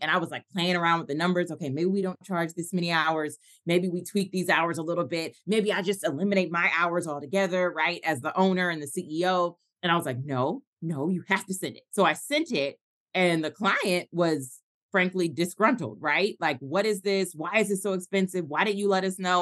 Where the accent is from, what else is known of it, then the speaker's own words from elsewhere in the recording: Atlanta, Georgia, United States; also born or lived in Tulsa, Oklahoma; I moved back to my hometown of Atlanta